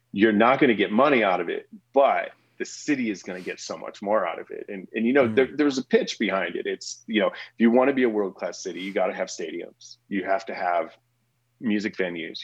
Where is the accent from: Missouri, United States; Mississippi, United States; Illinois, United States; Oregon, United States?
Missouri, United States; St. Louis; also born or lived in Oklahoma; now in Colorado, United States; I grew up in St. Louis.